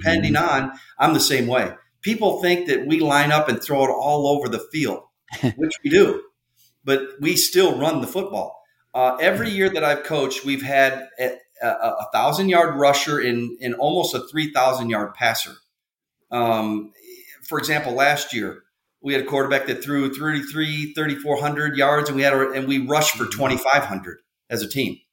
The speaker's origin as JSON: {"language": "English", "region": "Illinois", "country": "United States", "said": "I'm from Illinois"}